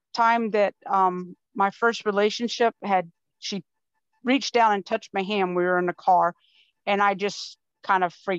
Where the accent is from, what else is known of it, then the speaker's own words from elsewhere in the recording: Florida, United States; now in Wisconsin, United States; I'm originally from Florida, and my family's from Georgia.